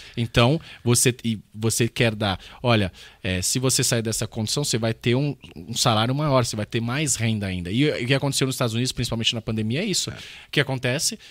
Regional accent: São Paulo, Brazil; eu cresci perto de Itaquera, Zona Leste aqui

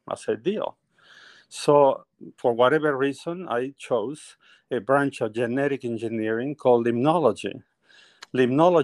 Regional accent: northern Peru, Peru; first language Spanish; English is a second language; moved away; I am originally from Peru. I was born in the northern part of Peru, beautiful mountains and everything

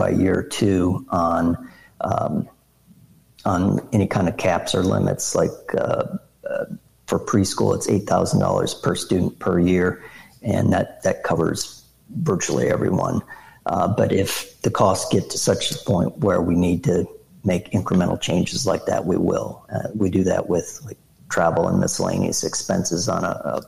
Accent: South Dakota, United States; my home state, South Dakota

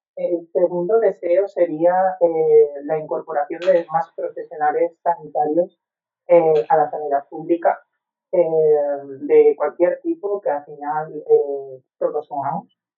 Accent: Valencian Community, Spain; Como valenciano

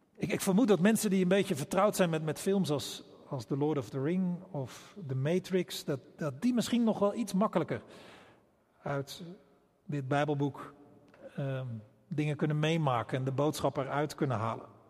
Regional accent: Rotterdam, South Holland, Netherlands; wij als Rotterdammers

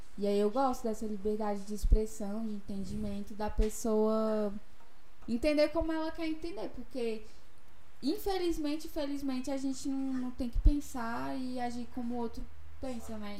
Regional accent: Taguatinga, Federal District, Brazil; born or raised there; also born or lived in Ceilândia / Riacho Fundo

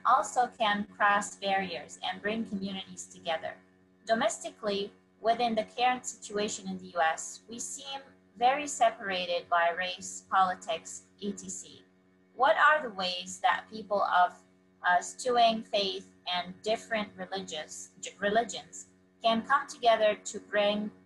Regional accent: Palestine; I'm from Palestine

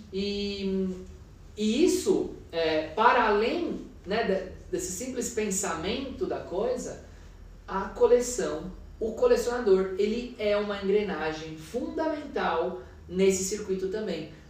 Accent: Minas Gerais, Brazil; born there; Eu quero comprar obras de artistas mulheres mineiras porque é onde eu nasci, é o que vai falar com o meu cotidiano, com a minha vida

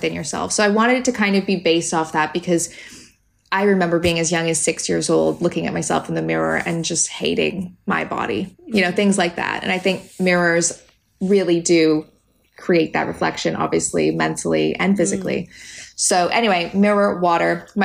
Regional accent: Canada; moved away; And I'm Canadian, obviously. So I grew up in the woods

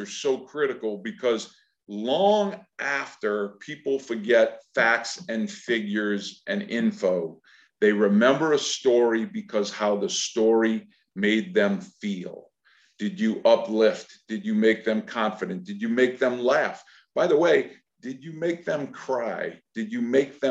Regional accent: Louisiana, United States; I am from Louisiana

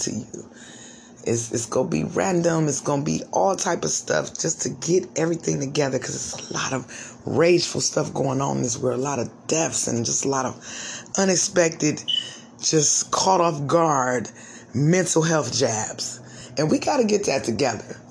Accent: United States; I'm African American. Got a little Indian in me, but I'm African American

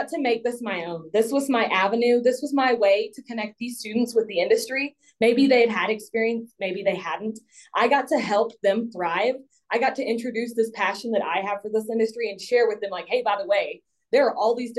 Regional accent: Hill Country of Texas, United States; I'm from the Hill Country of Texas. I grew up on a farm.

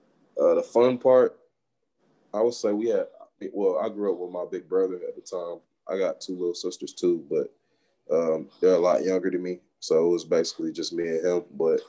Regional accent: Atlanta, Georgia, United States; Growing up in Atlanta, it was fun, but it was also, you know, challenging.

